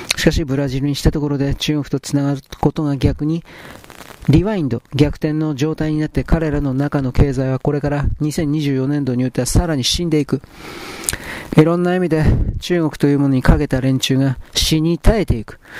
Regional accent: Japan; 我々日本人

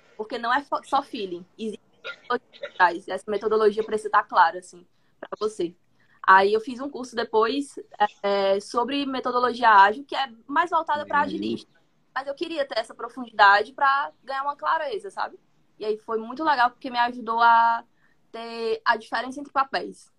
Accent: Fortaleza, Ceará, Brazil; sou de Fortaleza, Ceará

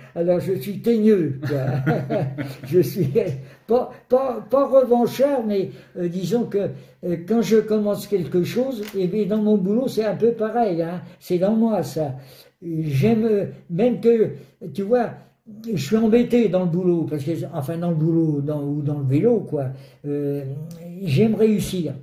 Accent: Brittany, France; en tant que breton

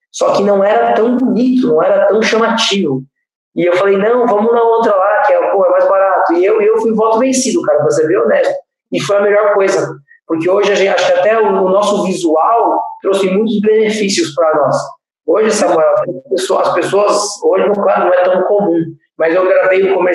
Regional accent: São Paulo, Brazil; eu sou da Zona

